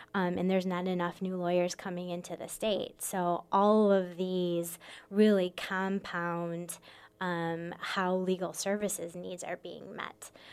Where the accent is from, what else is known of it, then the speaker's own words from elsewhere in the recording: Michigan, United States; moved away as an adult; also born or lived in Minnesota; now in Sioux Falls, United States; I was born and raised in Michigan